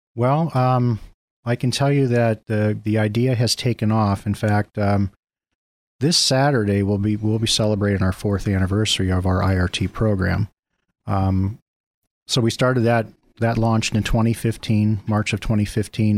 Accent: Mill Creek, United States; I, um, actually grew up in Mill Creek

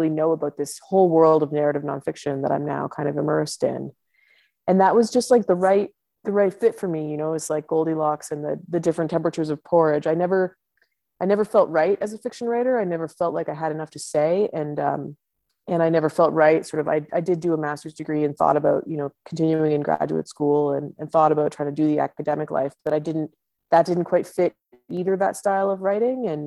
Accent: Ottawa, Ontario, Canada; moved away as an adult; now in Yukon, Canada; my hometown which is Ottawa, which is the capital in Eastern Canada

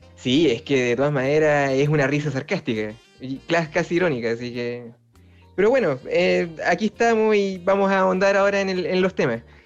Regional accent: Chile; como cualquier chileno

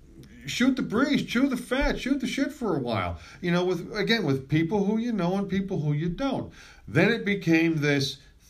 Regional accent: East Brunswick, New Jersey, United States; moved away as an adult; also born or lived in Pennsylvania; East Brunswick, New Jersey, my hometown where I grew up. And I didn't live there, and I hadn't lived there at that point for a very long time. Of course, I'm back there now

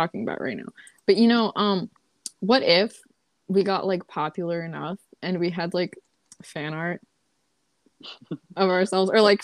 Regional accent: United States; accent: American; We are American.

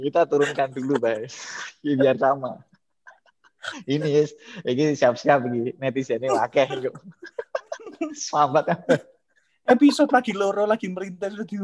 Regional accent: Java, Indonesia; Jadi memang kesulitan kita sebagai orang Jawa ya hmm. itu kita sudah terlalu banyak vocabulary-nya gitu

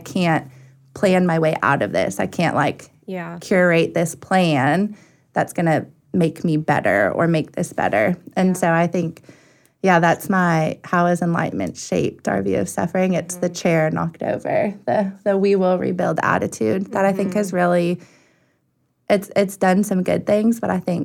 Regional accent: Arizona, United States; I grew up in Arizona

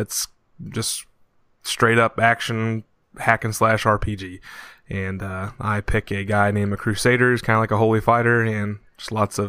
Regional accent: Point Pleasant, West Virginia, United States; also born or lived in Huntington, West Virginia; And of course, I live in West Virginia. I'm from Point Pleasant, and I live in I work in Huntington as well.

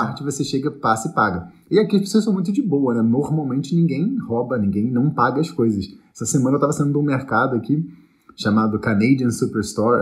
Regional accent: Niterói, Rio de Janeiro, Brazil; moved away; eu sou de Niterói

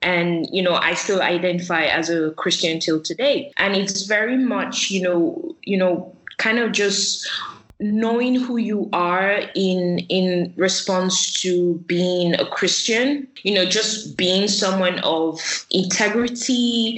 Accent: Nigeria; I grew up in Nigeria and I was born because my dad's in the military, so we moved around a lot.

